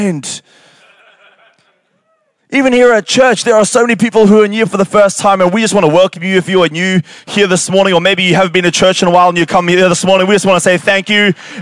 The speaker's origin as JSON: {"language": "English", "town": "Canberra", "region": "Australian Capital Territory", "country": "Australia", "tie": "born or raised there", "moved": "yes", "said": "I grew up in Canberra and AFL doesn't exist in Canberra"}